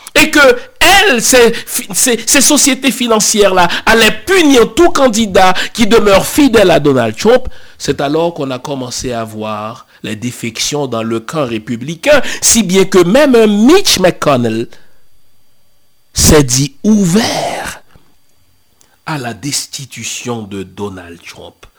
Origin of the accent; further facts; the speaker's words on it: Haiti; chez nous en Haïti